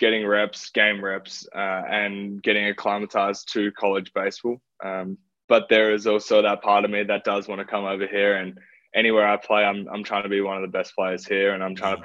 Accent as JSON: {"language": "English", "country": "Australia", "moved": "as an adult", "said": "as an Australian"}